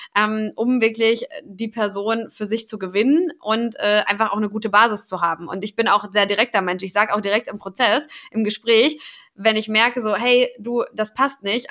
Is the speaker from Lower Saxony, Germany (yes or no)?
no; Paderborn, North Rhine-Westphalia, Germany; also born or lived in Cologne / Stuttgart; now in Hamburg, Germany; komme aber eigentlich gebürtig aus Ostwestfalen-Lippe, aus dem schönen Paderborn